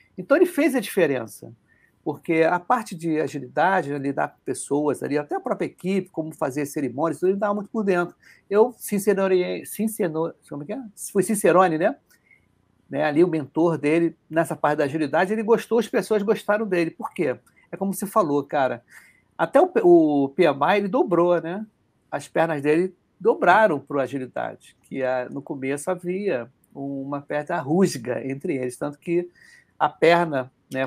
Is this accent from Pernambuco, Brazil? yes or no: no; Rio de Janeiro, Brazil; accent: carioca; A gente que é carioca